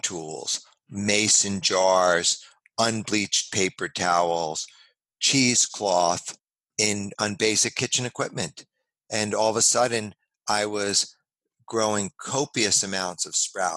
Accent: New York City, New York, United States; also born or lived in Los Angeles / San Francisco; now in California, United States; I grew up in New York City

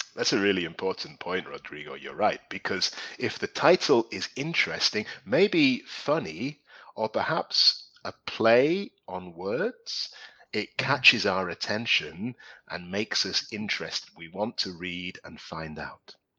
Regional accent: Newcastle upon Tyne, North East England, United Kingdom; also born or lived in London; now in Spain; I'm originally from London, but when I was small, I moved to the northeast of England, a place called Newcastle.

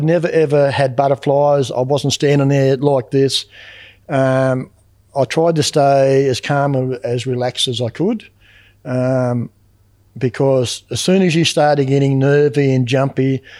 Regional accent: Western Australia, Australia; now in Eastern states, Australia; I come from West Australia back over the eastern states, and I was working up in Woodlawn.

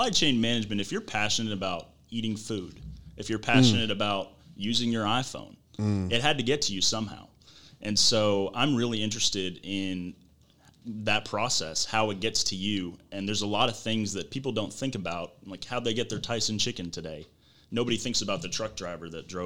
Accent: Rogers, Arkansas, United States; moved away as an adult; also born or lived in Conway, Arkansas; now in Jonesboro, United States; I'm originally from Rogers, Arkansas. I graduated high school in 2015 and then moved to Conway

